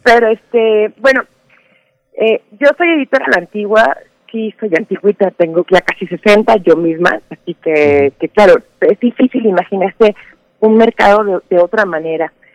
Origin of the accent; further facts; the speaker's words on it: Mexico; yo soy mexicana